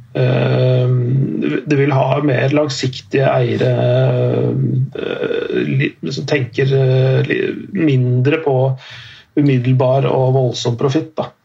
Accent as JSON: {"language": "Norwegian", "town": "Strømmen", "region": "Akershus", "country": "Norway", "said": "mitt eget lag, da, er, der jeg er fra, Strømmen IF"}